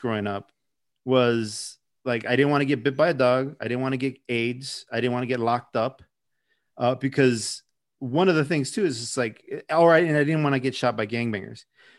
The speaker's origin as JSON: {"language": "English", "town": "Chicago", "region": "Illinois", "country": "United States", "tie": "born or raised there", "said": "I grew up on the southwest side of Chicago in an area called Little Village"}